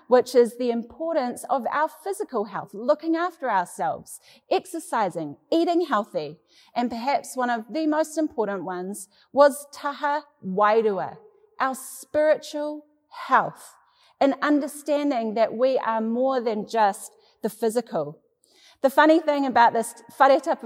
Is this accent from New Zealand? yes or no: yes; New Zealand; Growing up in New Zealand